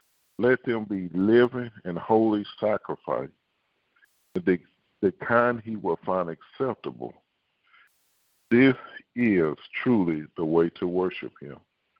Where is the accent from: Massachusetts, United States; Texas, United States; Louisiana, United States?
Texas, United States; Houston; It's just like, I'm saying I'm a Houstonian, which I'm from Houston, but I act like someone from Alabama. Now, you ain't from Houston. But I am a Houstonian. I'm Texas born.